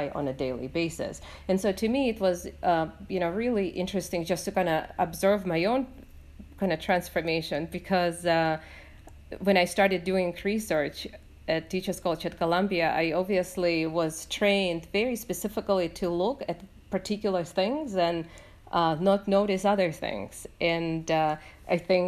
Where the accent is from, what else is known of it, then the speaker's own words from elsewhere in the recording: Latvia; moved away; my growing up in Latvia